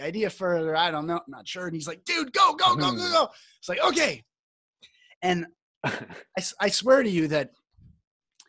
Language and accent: English; Canada; now in Costa Rica; I'm Canadian, but I live in Costa Rica